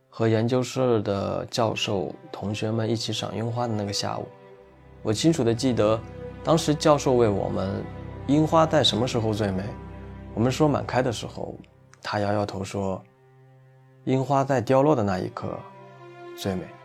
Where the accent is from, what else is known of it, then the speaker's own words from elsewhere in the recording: Shandong, China; 作为一名土生土长的山东人